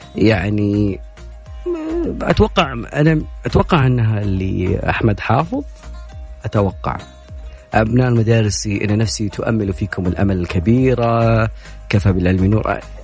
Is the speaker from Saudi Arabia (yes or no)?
yes; Saudi Arabia; حنا يعني كسعوديين